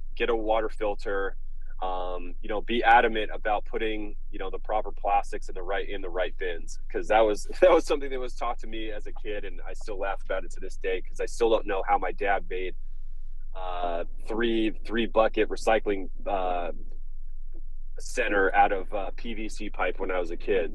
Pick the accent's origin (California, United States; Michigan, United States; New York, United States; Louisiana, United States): California, United States; Los Angeles; growing up in Southern California, particularly Los Angeles, is part of my being